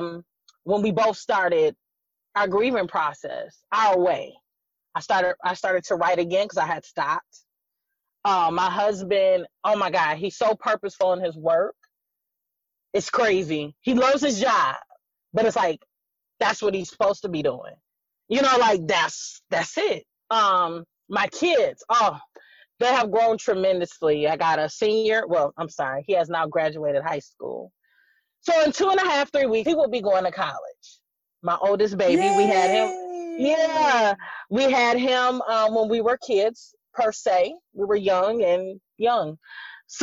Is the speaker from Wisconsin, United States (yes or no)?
yes; Racine, Wisconsin, United States; moved away as an adult; I was born in Racine, Wisconsin. Me and my husband both. We were raised in the same church